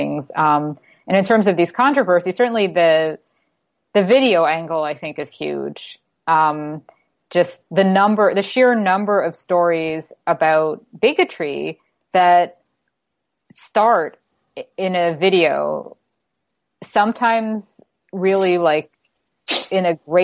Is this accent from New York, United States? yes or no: yes; New York City, New York, United States; now in Toronto, Canada; I'm from New York City originally